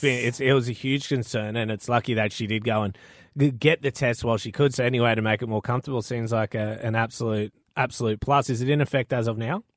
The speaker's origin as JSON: {"language": "English", "region": "North Queensland", "country": "Australia", "said": "I am a North Queenslander."}